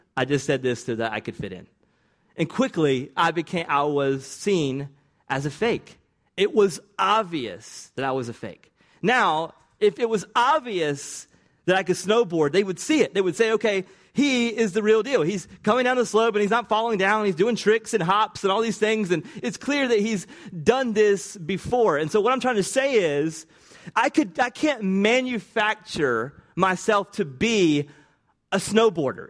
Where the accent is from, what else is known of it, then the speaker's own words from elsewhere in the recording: the South, United States; accent: Southern; my Southern accent, which I don't even think is that Southern